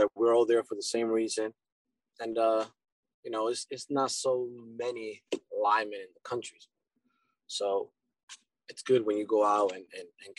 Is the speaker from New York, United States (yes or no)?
yes; New York City, New York, United States; also born or lived in Dominican Republic; So I was born in New York, but my background, my family comes from Dominican Republic.